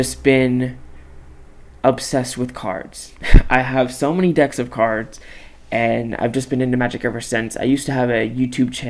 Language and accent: English; Palmdale, California, United States; I'm from Palmdale, California, super small town, 50 miles north of the San Fernando Valley